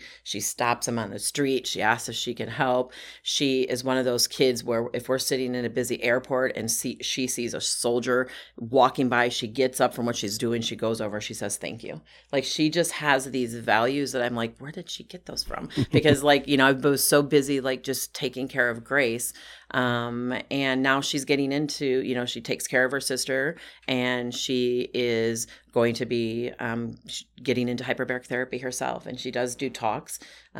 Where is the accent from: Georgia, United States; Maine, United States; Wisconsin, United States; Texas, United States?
Wisconsin, United States; I'm from Wisconsin. We're like nice girls in Wisconsin, you know?